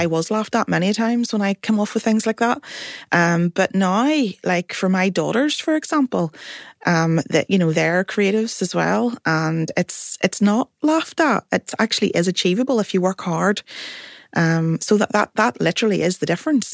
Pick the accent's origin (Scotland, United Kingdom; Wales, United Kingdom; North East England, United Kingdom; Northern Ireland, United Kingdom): Northern Ireland, United Kingdom; Belfast; I am from Belfast, North Belfast